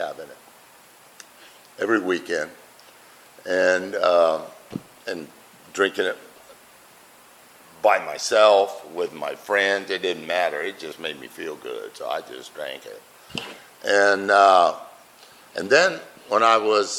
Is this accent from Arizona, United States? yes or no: yes; Buckeye, Arizona, United States; I'm from Buckeye.